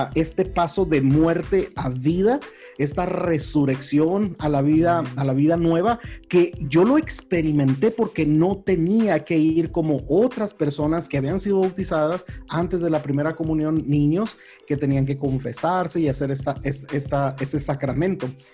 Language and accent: Spanish; Huatabampo, Sonora, Mexico; also born or lived in Durango, Mexico; Yo crecí en el norte de México, en el sur del estado de Sonora, aunque yo nací en Durango.